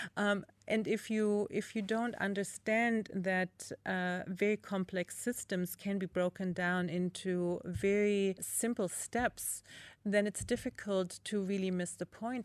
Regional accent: East Germany, Germany; growing up in East Germany, again, with limited resources, my parents grew a lot of food

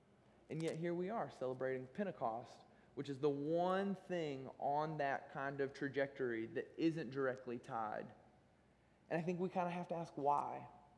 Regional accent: United States; moved away; I'm from Amish country

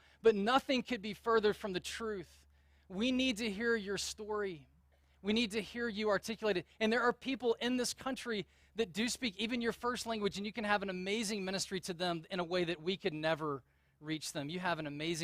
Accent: the South, United States; accent: Southern; moved away; when I moved out of the South, I quickly recognized that if you have a Southern accent, people don't take you seriously. And so I was kind of embarrassed about my Southern accent

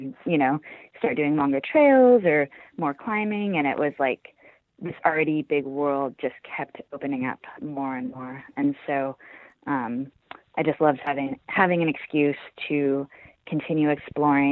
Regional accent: the Northwest, Pacific Northwest, United States; now in Seattle, United States; I grew up in the Northwest

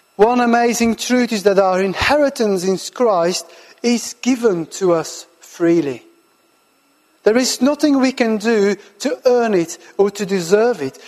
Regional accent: Belgium; moved away as an adult; also born or lived in Farnham, United Kingdom / South Birmingham, United Kingdom; now in Birmingham, United Kingdom; I'm originally from Belgium and I live and work now in the UK for the last 12

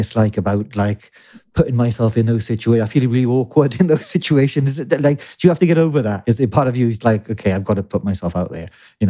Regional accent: Wales, United Kingdom; I'm a Welshman

